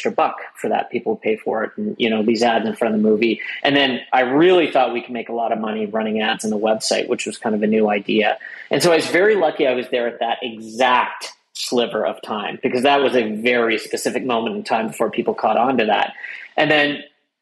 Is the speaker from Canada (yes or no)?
yes; Canada; I was born in Canada, had two parents